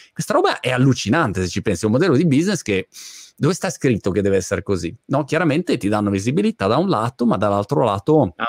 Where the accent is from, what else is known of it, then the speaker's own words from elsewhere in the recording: Milan, Lombardy, Italy; Io originariamente sono di Milano, come ah, come origine, diciamo, eh, geografica